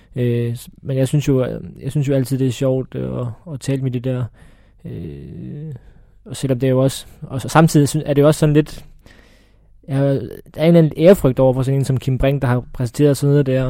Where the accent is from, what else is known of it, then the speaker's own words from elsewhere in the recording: Odense, Southern Denmark, Denmark; jeg er fra Fyn, det er ikke nogen hemmelighed, og det er heller ikke nogen hemmelighed, at jeg er vokset op på Odense Stadion